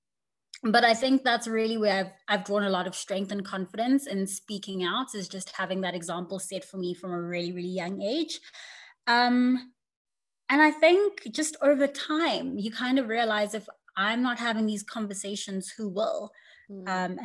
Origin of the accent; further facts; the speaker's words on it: Durban, KwaZulu-Natal, South Africa; I grew up in Durban